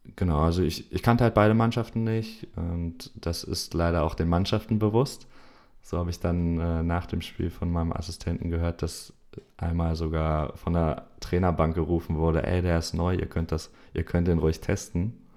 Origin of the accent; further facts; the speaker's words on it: Hanover, Lower Saxony, Germany; bei uns in Hannover